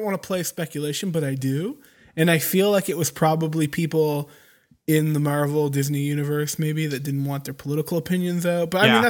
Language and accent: English; Canada; And yes, I'm Canadian.